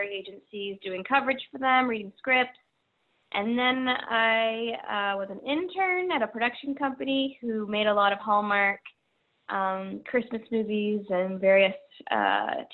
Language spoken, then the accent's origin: English; Peterborough, Ontario, Canada; I grew up outside of Toronto, called Peterborough, Ontario